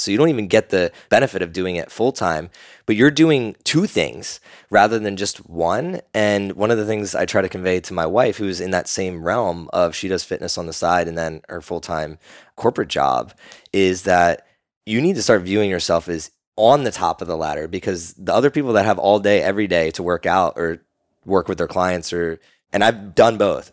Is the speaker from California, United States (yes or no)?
no; Burlington, New Jersey, United States; I say I'm from Philly because nobody knows I'm from South Jersey